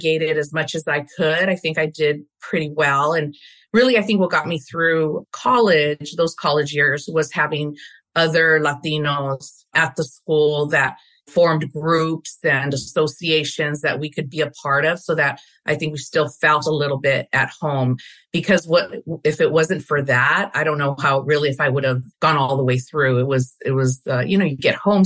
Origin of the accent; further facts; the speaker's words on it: Los Angeles, California, United States; We grew up we settled in Boyle Heights area of LA. And so that's where I grew up.